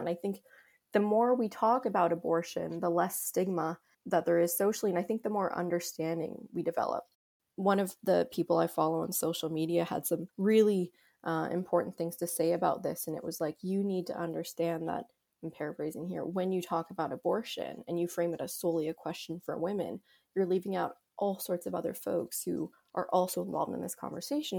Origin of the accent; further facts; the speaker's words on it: Canada; here in Canada